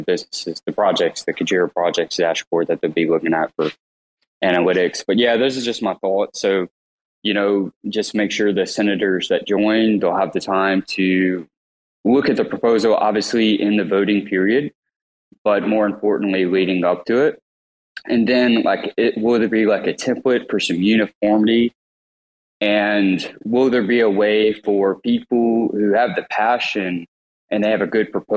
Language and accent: English; Mississippi, United States; I'm from Mississippi, no college degree